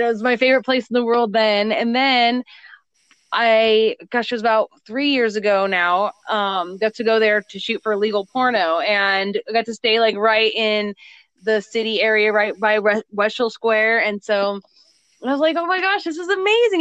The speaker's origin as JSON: {"language": "English", "region": "Southern California near Palm Springs", "country": "United States", "tie": "born or raised there", "also_born_or_lived": "Beaumont", "said": "I am from Southern California near the desert near Palm Springs, and I actually still live here"}